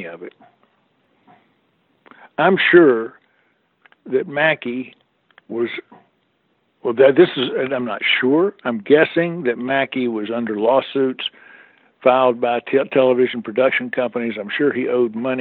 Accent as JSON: {"language": "English", "town": "Greensboro", "region": "North Carolina", "country": "United States", "tie": "born or raised there", "said": "Greensboro, North Carolina, my hometown of all places"}